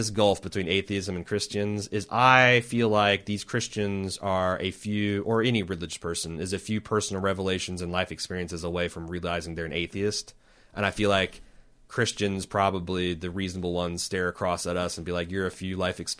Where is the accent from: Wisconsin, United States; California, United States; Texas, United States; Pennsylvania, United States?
Texas, United States; my only problem with this episode is being a Texan.